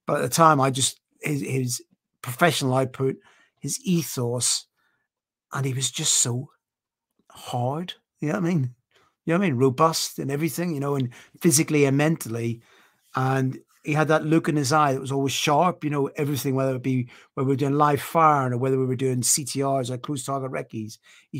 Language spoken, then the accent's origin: English; Ireland; moved away; I'm an Irish man